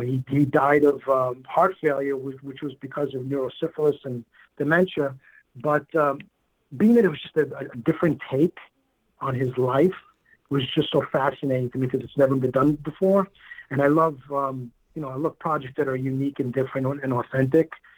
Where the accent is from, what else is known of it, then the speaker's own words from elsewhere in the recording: New York City, New York, United States; I was born and raised in Queens